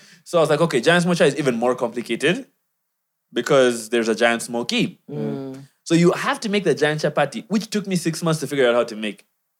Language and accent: English; Kenya; By the way, I'm also Kenyan.